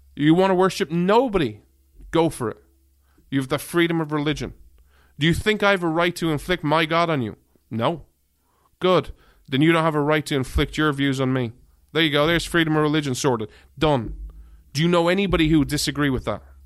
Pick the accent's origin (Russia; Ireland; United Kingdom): Ireland; now in United States; being an outsider, an Irishman.